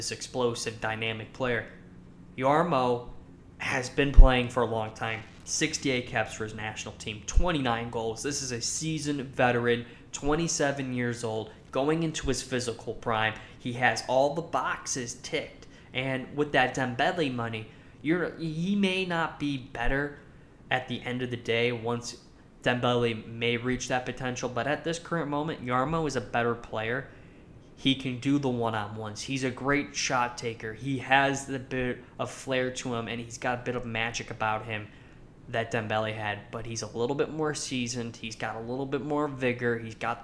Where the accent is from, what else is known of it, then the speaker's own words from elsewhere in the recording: United States; as being an American living in the United States